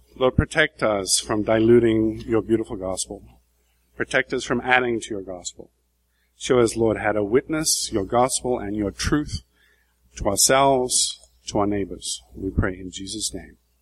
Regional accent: England, United Kingdom; moved away as an adult; also born or lived in Brazil; we're three English people

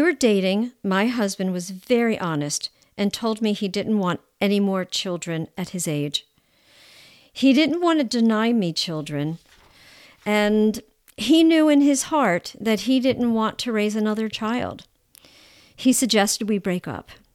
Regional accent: United States; I'm American

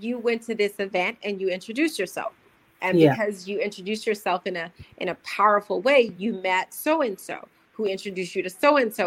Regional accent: United States; I'm American.

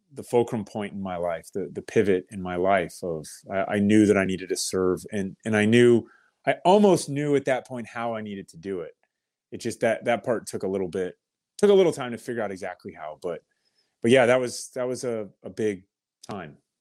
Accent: Kettering, Ohio, United States; I was born in Kettering, Ohio, birthplace of aviation

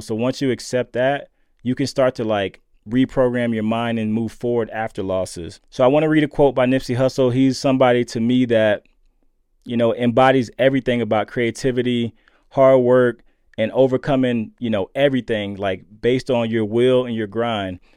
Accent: Lakeland, Florida, United States; growing up in Lakeland, Florida

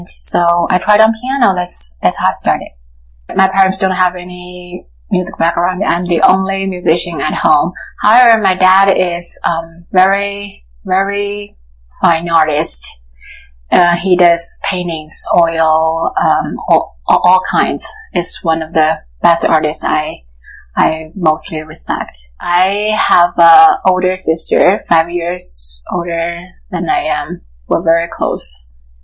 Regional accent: Sichuan, China; I was born in Sichuan, China.

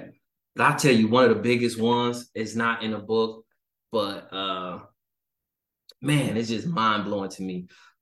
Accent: Detroit, Michigan, United States; moved away as an adult; also born or lived in Hawaii; So born and raised in Detroit, just a Detroit kid, man, East Sider rider

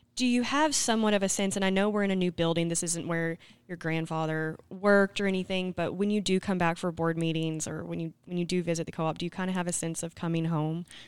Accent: Scranton, Arkansas, United States; I'm from Scranton

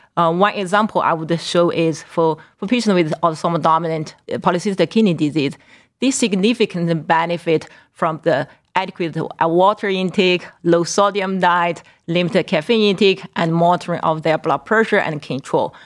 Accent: Qingdao, Shandong, China; also born or lived in Northeast Ohio; now in Cleveland, United States; my hometown, Qingdao

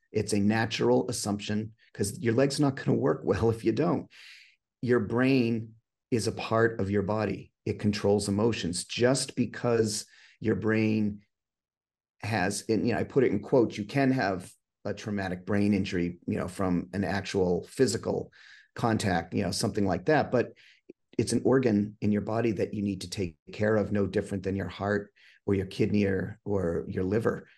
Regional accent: New Hampshire, United States; also born or lived in Massachusetts; I'm actually from New Hampshire. I grew up in Massachusetts for half my life and spent the rest here in New Hampshire

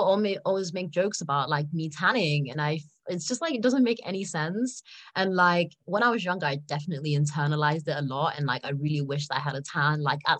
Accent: South Africa; So I'm South African. I was born there and I spent a lot of my childhood there.

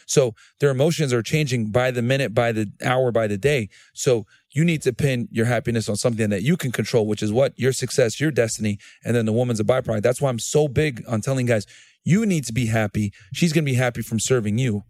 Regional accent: New Britain, Connecticut, United States; moved away as an adult; also born or lived in Laredo, Texas; I grew up in, I'm from New Bern, Connecticut originally

